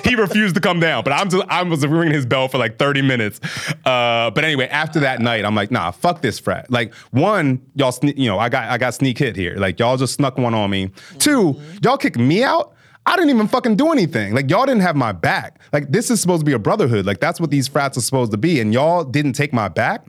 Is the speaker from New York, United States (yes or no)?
no; Bel Air, Maryland, United States; moved away as an adult; also born or lived in Southern New Jersey / New Jersey (Seton Hall University); I was raised in Maryland